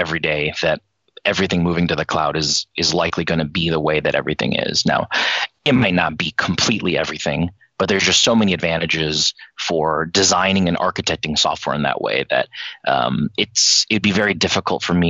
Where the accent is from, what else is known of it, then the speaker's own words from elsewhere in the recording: China; moved away; I was born in China. I left in 1989